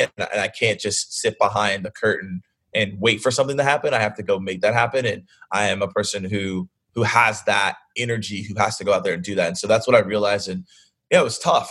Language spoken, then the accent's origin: English; Atlanta, Georgia, United States; I'm from Atlanta